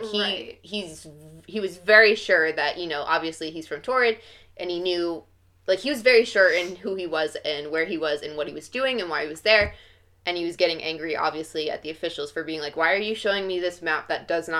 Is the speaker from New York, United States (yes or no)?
no; New Jersey, United States; I'm from New Jersey. And people are like, what? I was like, yeah, like, I've lived my 22 years of life in New Jersey. I have my birth certificate from where I was born in New Jersey. I don't have a passport